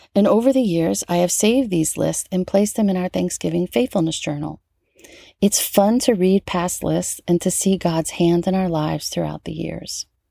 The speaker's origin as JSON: {"language": "English", "town": "New Orleans", "region": "Louisiana", "country": "United States", "tie": "born or raised there", "moved": "yes", "said": "back home in my hometown of New Orleans"}